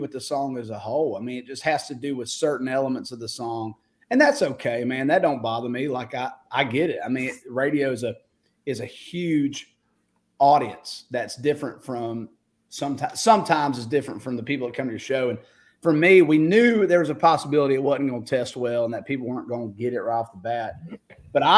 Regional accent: Warner Robins, Georgia, United States; moved away as an adult; now in Nashville, United States; I love being from Middle Georgia. I love everything about the state, love everything about my hometown

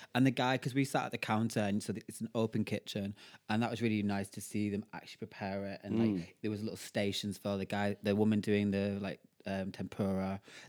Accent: Cumbria, North West England, United Kingdom; moved away; I'm from Cumbria.

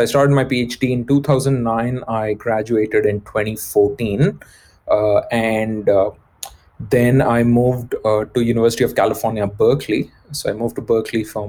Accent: India; moved away; I was brought up in India

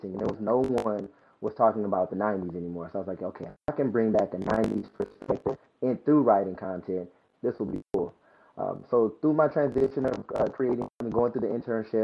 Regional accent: Compton, California, United States; Growing up in Compton, California, here with my grandmother

